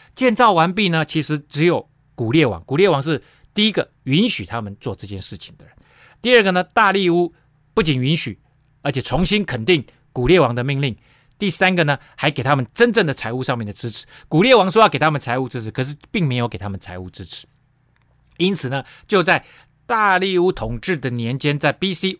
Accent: Taiwan; 特别对我们台湾人

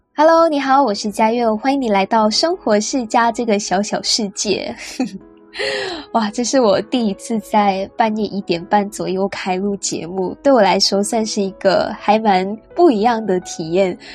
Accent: Penang, Malaysia; 因为我大学是在本地读嘛，然后我也没有离开槟城去外州或者是国外念书

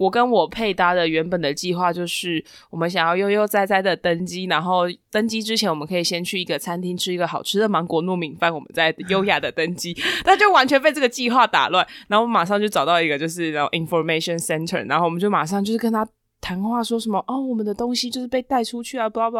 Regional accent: Taiwan; 然后我们台湾人就是坐搭第二班接驳车

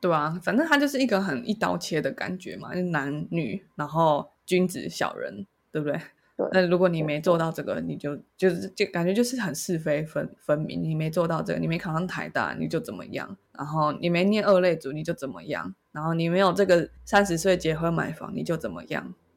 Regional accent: Taiwan; 我是一个在台湾社会长大的小孩

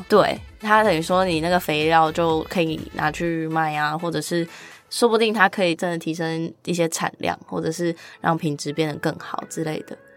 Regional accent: Kaohsiung, Taiwan; moved away as an adult; now in Taipei, Taiwan; 因为我是高雄人，想要往北一点这样

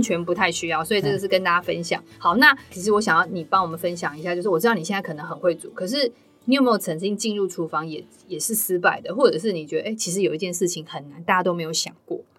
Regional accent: Taiwan; 我们台湾人对椰奶的接受度没那么高

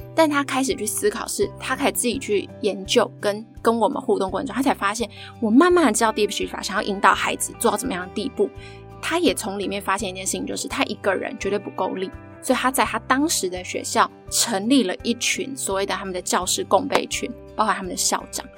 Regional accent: Taiwan; 其实我也其实就是土生土长的台湾人啊，然后我就是念公立的小学啊，国小、国中、高中的大学这样

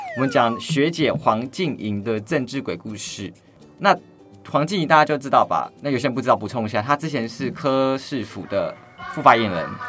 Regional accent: Taoyuan, Taiwan; 我是桃园人

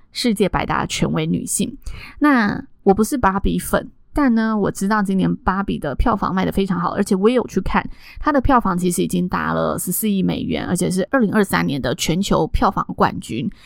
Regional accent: Taiwan; 我们在台湾长大

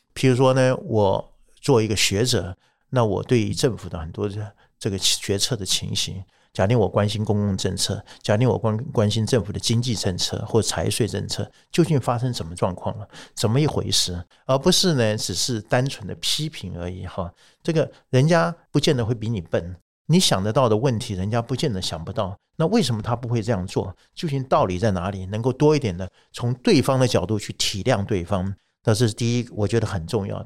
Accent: Taiwan; 我们台湾人的光荣

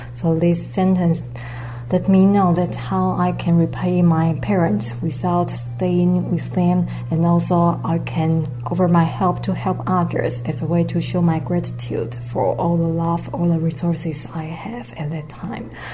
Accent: Taiwan; also born or lived in London; I'm from Taiwan

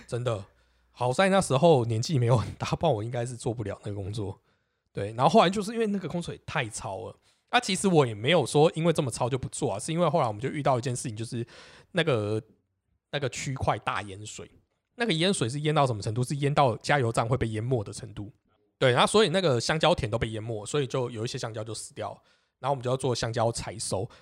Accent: Taipei, Taiwan; also born or lived in Xindian; 我明明就是土生土长，台北人

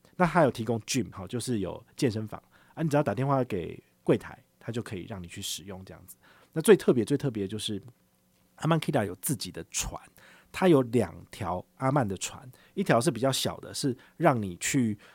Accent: Taiwan; 我们闽南话

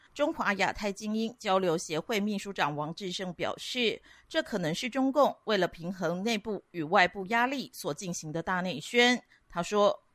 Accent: Taiwan; 反而对于我们台湾人而言

